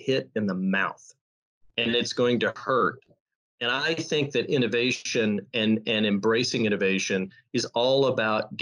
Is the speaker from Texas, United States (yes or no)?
yes; Texas, United States; I'm Texan. I'm from Texas